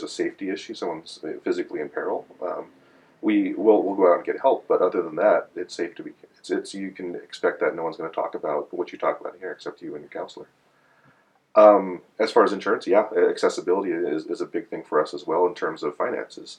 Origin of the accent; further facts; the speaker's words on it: United States; I'm Chinese American. I'm one of those Chinese American folks whose family came over around the turn of the century